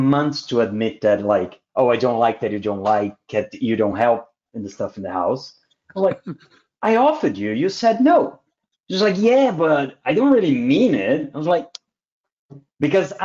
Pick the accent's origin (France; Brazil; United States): Brazil; South Region; also born or lived in Australia; I'm from Brazil, but in the south of Brazil, there's a lot of German. So my family is very German